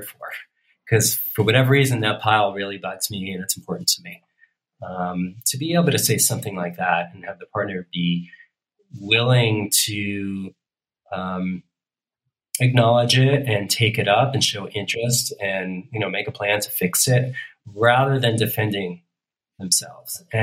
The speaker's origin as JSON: {"language": "English", "region": "New York", "country": "United States", "said": "I'm from New York. My mom's from Brooklyn. My dad was from the Bronx"}